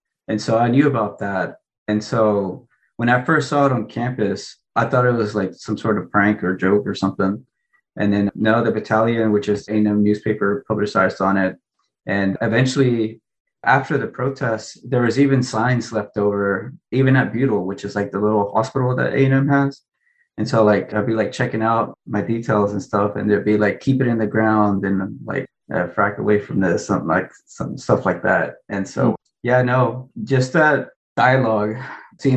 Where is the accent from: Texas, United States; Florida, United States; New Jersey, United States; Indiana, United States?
Texas, United States; Winnsboro; also born or lived in Lima, Peru; I was born in Lima, Peru, which is on the border of Brazil, kind of. Peru is, and raised in Winsboro, Texas, which is by Tyler or Dallas.